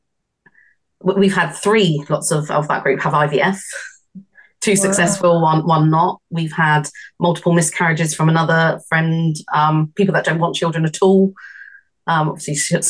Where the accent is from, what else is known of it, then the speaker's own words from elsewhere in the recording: United Kingdom; being British